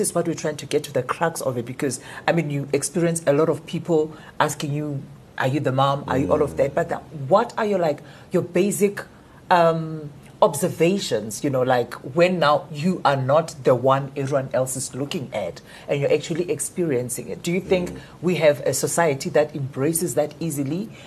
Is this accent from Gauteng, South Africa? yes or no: no; Limpopo, South Africa; moved away; also born or lived in Johannesburg; in Limpopo we, we had a lot of pressure.